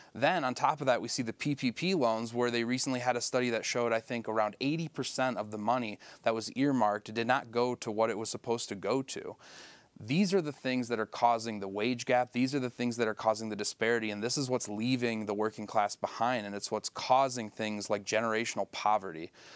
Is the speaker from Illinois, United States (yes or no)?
no; Sanford, Michigan, United States; I grew up in Sanford, I had a house with a septic tank.